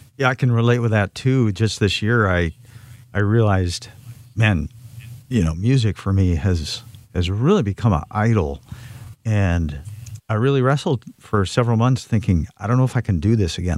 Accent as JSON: {"language": "English", "town": "Cheboygan", "region": "Michigan", "country": "United States", "said": "I'm from Sheboygan, Michigan, a little town in northern"}